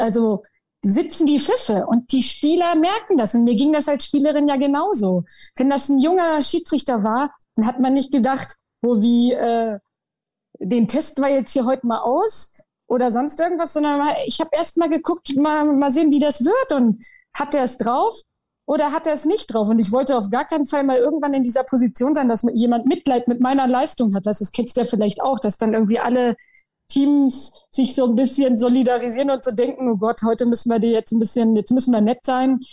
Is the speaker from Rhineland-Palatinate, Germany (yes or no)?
no; Goslar district, Lower Saxony, Germany; Ich komme aus dem Landkreis Goslar, ähm, hier so halt in der Region